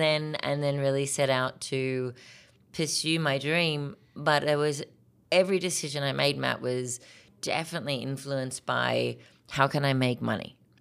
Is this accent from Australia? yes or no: yes; Australia; moved away as an adult; now in Minnesota, United States; I was born in Australia to an American father and Australian mom, um, but I spent most of my life growing up in Australia